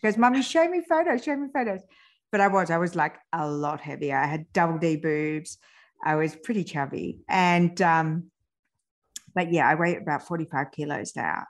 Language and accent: English; France; born or raised there